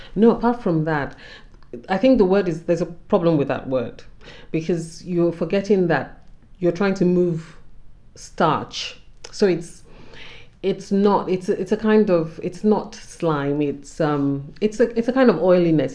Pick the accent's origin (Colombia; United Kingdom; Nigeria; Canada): Nigeria; as a Nigerian woman